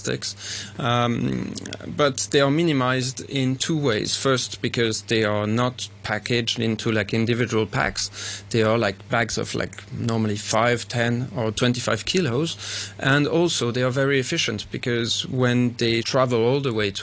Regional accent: Paris, Île-de-France, France; also born or lived in Switzerland; now in Hong Kong; I'm Swiss-French, and I grew up in Paris

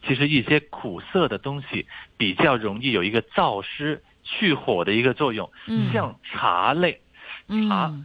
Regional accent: Guangdong, China; 我们广东人

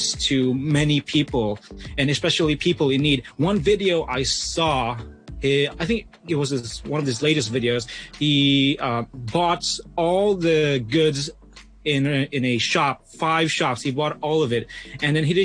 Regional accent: Philippines; now in Hong Kong; I'm from the Philippines

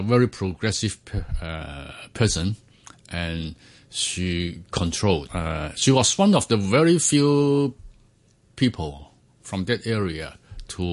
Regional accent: Hong Kong; I was born in Hong Kong, and in those days, all families are big families. I mean, with a lot of relatives, and most of my childhood was spent in a place with a very American name, Kennedy Town

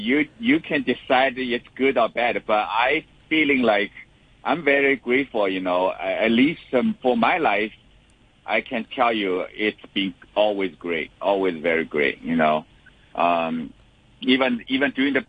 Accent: Shanghai, China; Yeah, I'm originally from Shanghai.

